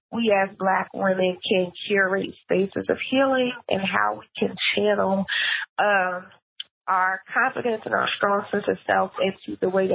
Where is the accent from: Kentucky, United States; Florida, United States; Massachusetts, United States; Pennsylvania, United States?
Pennsylvania, United States; Philadelphia; moved away as an adult; also born or lived in Atlanta, Georgia / Los Angeles, California; now in Oakland, United States; I am originally from Philly